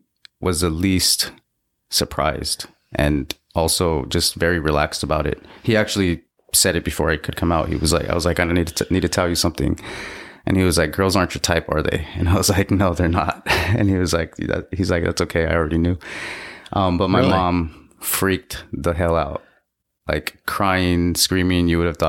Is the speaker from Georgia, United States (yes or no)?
no; Los Angeles, California, United States; I was born in LA. I come from Mexican parents and native indigenous heritage.